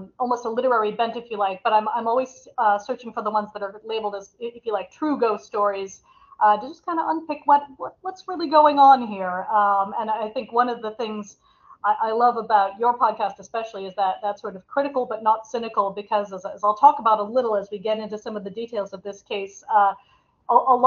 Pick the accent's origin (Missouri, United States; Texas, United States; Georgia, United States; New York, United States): Missouri, United States; St. Louis; moved away as an adult; also born or lived in United Kingdom; now in Ireland; I'm originally from St. Louis, Missouri in the States.